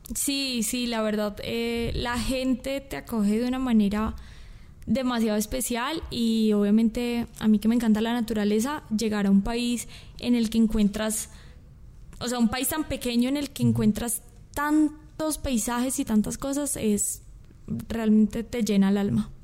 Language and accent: Spanish; Colombia; now in Guatemala; yo soy colombiana